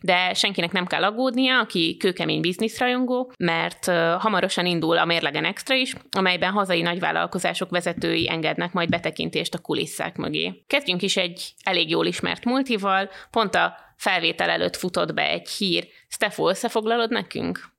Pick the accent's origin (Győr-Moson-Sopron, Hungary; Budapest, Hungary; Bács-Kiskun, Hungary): Győr-Moson-Sopron, Hungary; around Sopron; én Sopron környékén nőttem föl